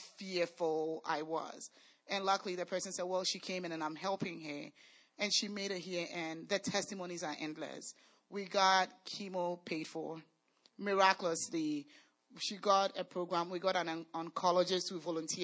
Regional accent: Ghana; moved away; we are from Ghana

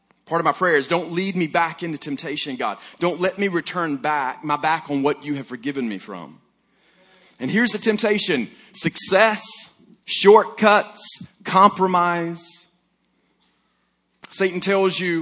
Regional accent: Alabama, United States; I'm from Alabama

